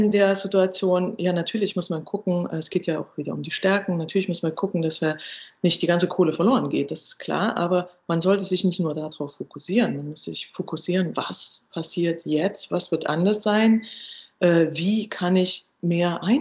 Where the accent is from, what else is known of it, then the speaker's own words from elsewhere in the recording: eastern Germany, Germany; ich komme ja auch aus Ostdeutschland äh, ursprünglich